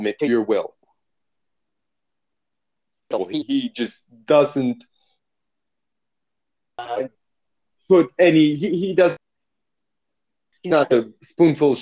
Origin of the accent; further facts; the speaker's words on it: Brazil; I'm from Brazil